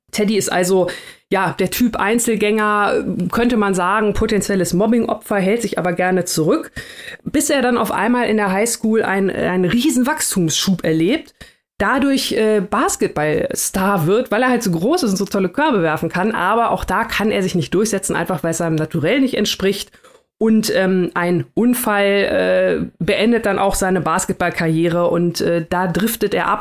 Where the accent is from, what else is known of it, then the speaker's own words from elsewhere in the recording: Germany; wir als ähm, Deutsche